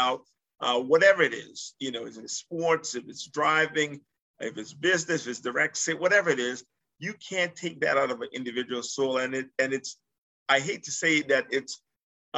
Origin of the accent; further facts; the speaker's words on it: U.S. Virgin Islands; moved away as an adult; also born or lived in Massachusetts; I was born in the Virgin Islands, St. Thomas, Virgin Islands.